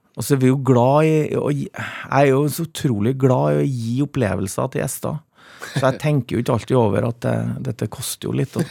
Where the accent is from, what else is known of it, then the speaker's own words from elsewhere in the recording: Trøndelag, Norway; Jeg kom jo fra Trøndelag